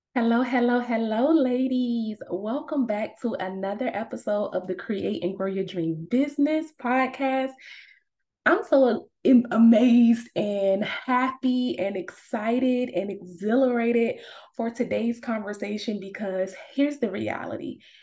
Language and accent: English; Savannah, Georgia, United States; moved away as an adult; also born or lived in Atlanta, Georgia; I'm originally from Savannah, Georgia, but I moved to Atlanta for college and I lived there for like 10 years.